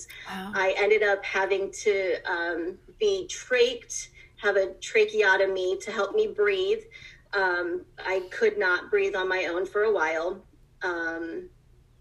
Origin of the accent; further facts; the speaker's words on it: Ohio, United States; also born or lived in Cleveland, Ohio; I was born and raised in Ohio, have moved up to Cleveland in my adult life